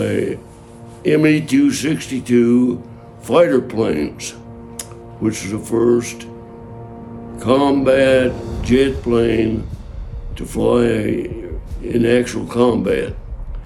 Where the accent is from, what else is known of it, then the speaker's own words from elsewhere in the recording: between Peoria and Bloomington, central Illinois, United States; I was raised on a farm in Illinois, right down in the middle of Illinois, about 25 miles east of Peoria